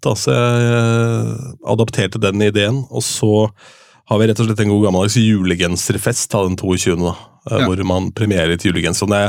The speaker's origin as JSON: {"language": "Norwegian", "town": "Askim", "region": "Østfold", "country": "Norway", "said": "22. sjøl hjemme i Askim."}